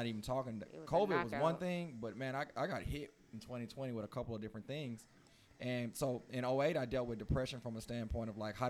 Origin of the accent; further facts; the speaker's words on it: Houston, Texas, United States; because I grew up in East Houston, so that's, like, by Mobil, Shell, Exxon.